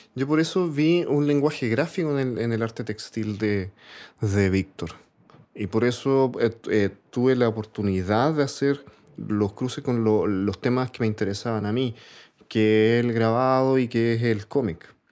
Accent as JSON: {"language": "Spanish", "town": "Santiago", "region": "Santiago Metropolitan Region", "country": "Chile", "tie": "born or raised there", "said": "yo vivía en el, 12 de Gran Avenida"}